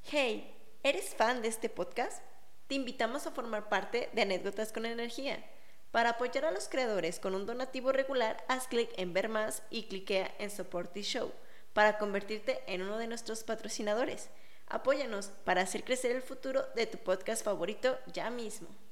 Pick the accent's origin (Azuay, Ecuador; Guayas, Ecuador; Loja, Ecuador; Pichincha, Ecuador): Loja, Ecuador; moved away as an adult; also born or lived in Cuenca, Ecuador; now in Madrid, Spain; soy eh, lojana de una ciudad muy pequeñita del sur del Ecuador.